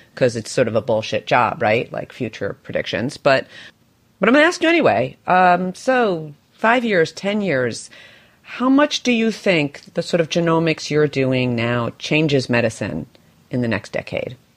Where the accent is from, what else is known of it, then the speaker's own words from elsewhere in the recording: New York, United States; my beloved home city right now, my hometown, which is which is New York